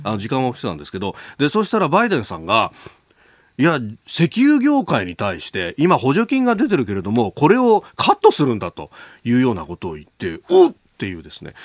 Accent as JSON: {"language": "Japanese", "town": "Yokosuka", "region": "Kanagawa", "country": "Japan", "tie": "born or raised there", "said": "私、横須賀の出身なんですが"}